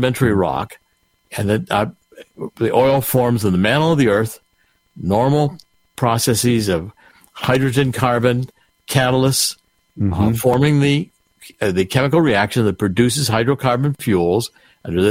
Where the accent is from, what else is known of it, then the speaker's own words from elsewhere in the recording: Cleveland, Ohio, United States; I was raised in Cleveland